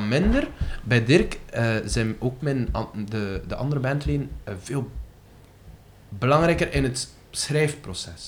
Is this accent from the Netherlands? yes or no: no; West Flanders, Belgium; Ik ben een West-Vlaming, bijvoorbeeld. Ik hou enorm van het West-Vlaams